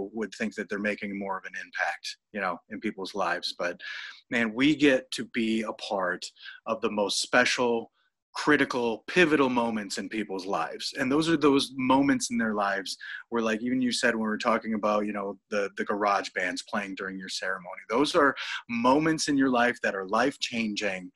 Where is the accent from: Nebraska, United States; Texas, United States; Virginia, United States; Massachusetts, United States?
Nebraska, United States; Norfolk; now in Minneapolis, United States; I'm from Nebraska. I'm from Norfolk, Nebraska. I basically had, you know, the option of growing up and either being a hog farmer or a diesel mechanic.